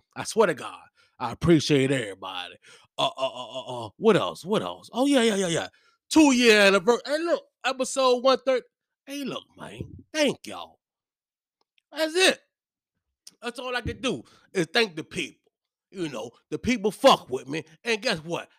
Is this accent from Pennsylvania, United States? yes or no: no; Hopewell, Virginia, United States; I'm from Hopewell